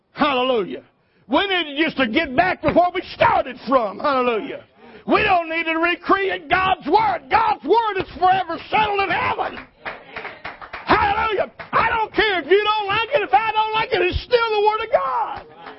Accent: United States

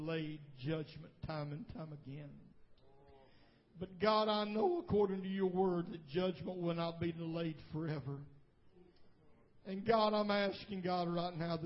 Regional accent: United States; I was born in America

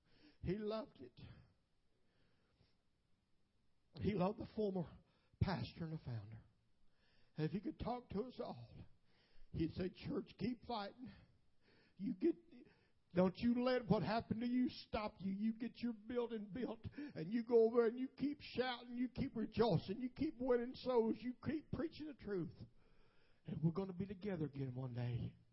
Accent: United States

